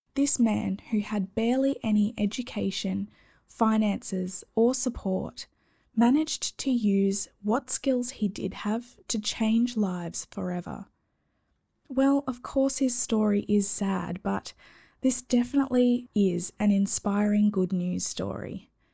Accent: Australia; accent: Aussie; my awful Aussie accent

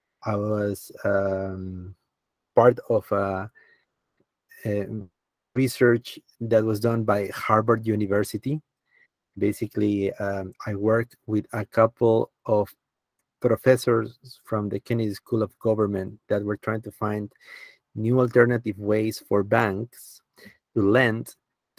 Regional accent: Peru; moved away; I started working in my home country, Peru

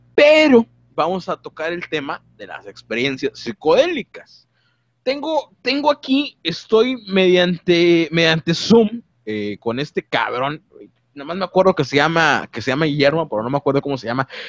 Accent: Mexico; como buen mexicano

